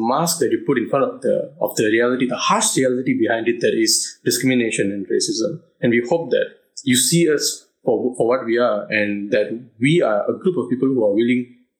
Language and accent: English; Malaysia; my family has been in Malaysia for four generations now. You know, we are not outsiders. We built this country together. We were born in this country. We grew up in this country. I am Malaysian by blood.